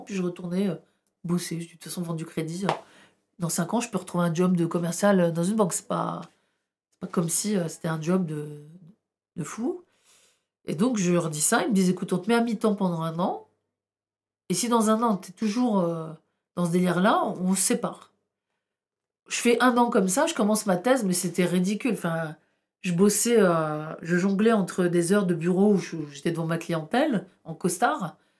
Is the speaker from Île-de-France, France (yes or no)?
no; Tourcoing, Hauts-de-France, France; first language Arabic; French is a second language; moved away as an adult; also born or lived in Roncq; now in Paris, France; j'ai une identité ch'ti qui est très très forte. C'est chez moi là-bas. Mais je me sentais aussi rejetée par mon propre pays, là où j'ai grandi